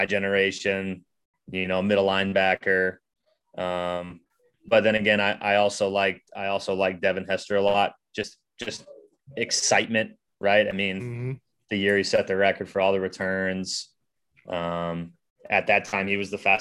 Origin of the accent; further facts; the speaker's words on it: Chicago, Illinois, United States; moved away; I'm from Chicago